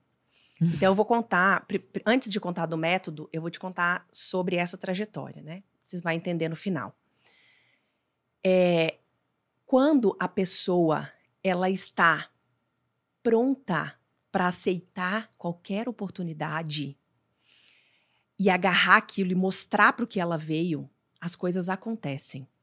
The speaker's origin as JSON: {"language": "Portuguese", "town": "Diamantina", "region": "Minas Gerais", "country": "Brazil", "tie": "born or raised there", "moved": "yes", "said": "eu sou mineira, de Diamantina, é uma cidade minúscula."}